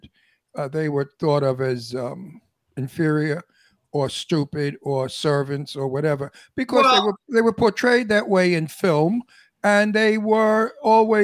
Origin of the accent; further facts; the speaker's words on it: Long Island, New York, United States; moved away; also born or lived in Setauket; I lived in Setauket for a lot of years. I'm a New York Long Island boy